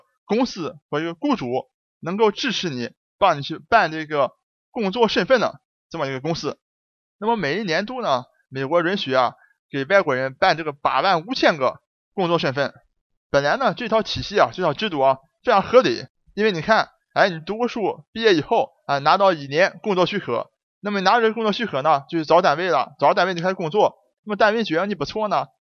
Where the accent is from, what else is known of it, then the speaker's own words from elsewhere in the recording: Dalian, Liaoning, China; accent: Dalian; 下面就请大家一起跟我进入咱们大连话世界第五十七期节目